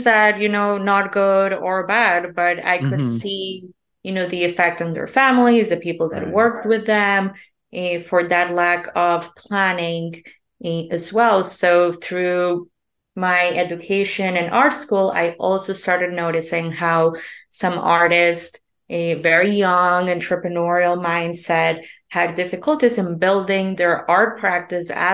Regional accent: Colombia; moved away; I'm originally from Colombia.

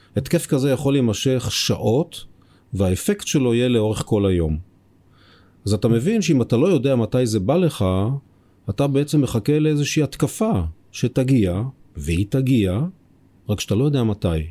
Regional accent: Israel; אנחנו בתור ישראלים

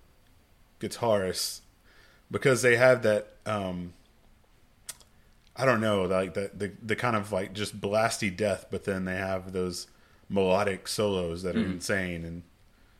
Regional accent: Axtell, Texas, United States; I grew up in Axtell

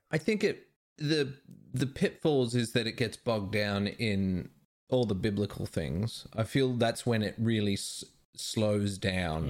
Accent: Perth, Western Australia, Australia; growing up in Perth

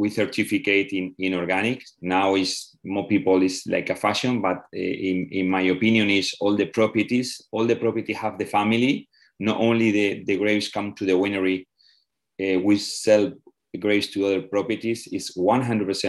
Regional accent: Requena, Valencian Community, Spain; I born in Requena

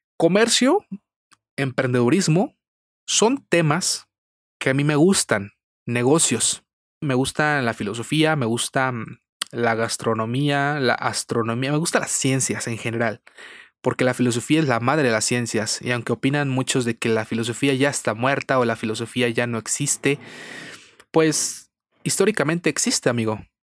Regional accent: Irapuato, Guanajuato, Mexico; soy de Irapuato, Guanajuato, aquí de México lindo y querido

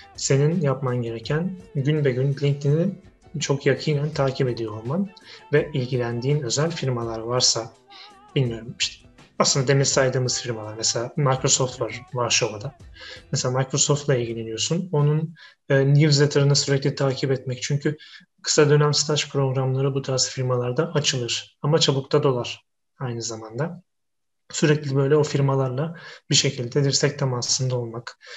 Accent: Istanbul, Turkey; moved away as an adult; now in Wrocław, Poland; ben İstanbulluyum

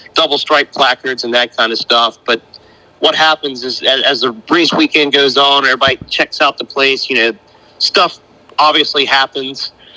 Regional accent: North Carolina, United States; I'm from North Carolina, and I, I, don't feel like I have near as thick an accent as, as what Buren has.

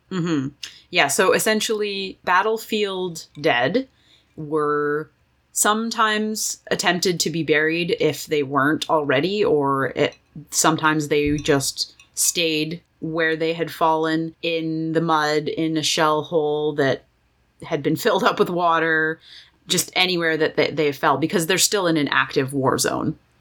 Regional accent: Canada; I'm Canadian. We're Canadian.

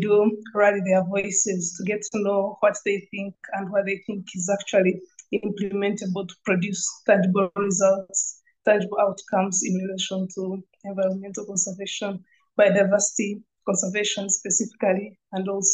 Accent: Uganda; I'm from Uganda.

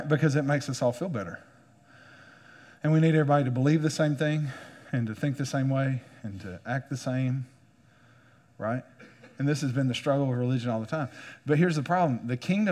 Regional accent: United States; as an American

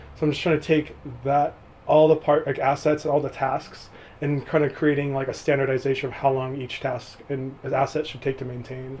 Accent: southeast side of the Sierra Nevada, California, United States; also born or lived in Chico; my hometown was right outside the Sierra Nevadas, like on the like southeast side of Sierra

